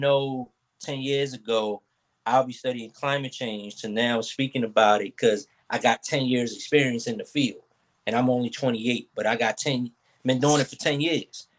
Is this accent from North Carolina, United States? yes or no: no; Philadelphia, Pennsylvania, United States; from North Philly